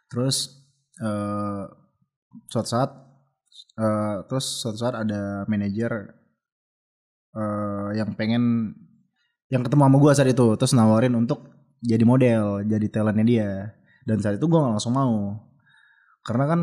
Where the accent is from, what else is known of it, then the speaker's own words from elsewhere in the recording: Medan, North Sumatra, Indonesia; gue lagi sekolah uh, jadi gue Medan Jakarta dan kebetulan gue kan orang Medan